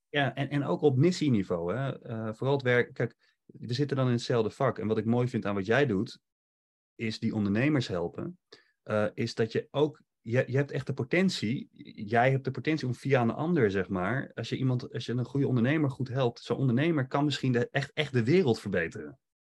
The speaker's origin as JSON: {"language": "Dutch", "country": "Netherlands", "said": "wij als Nederlanders"}